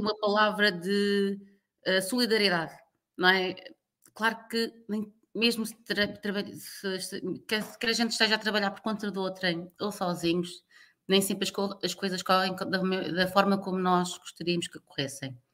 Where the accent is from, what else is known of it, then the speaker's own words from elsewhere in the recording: Lisbon, Portugal; moved away as an adult; also born or lived in Luanda, Angola / Timor-Leste; eu nasci e cresci em Lisboa